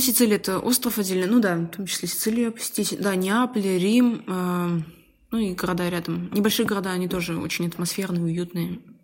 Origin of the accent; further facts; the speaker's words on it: Dzerzhinsk, Nizhny Novgorod Oblast, Russia; и в Москве поработала бы, и в родном городе